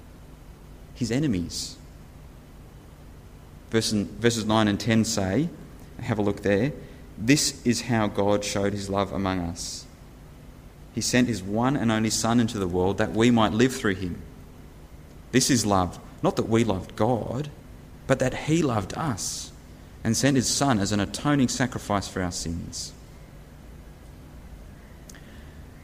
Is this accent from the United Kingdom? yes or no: no; New Zealand; I was born in New Zealand 31 years ago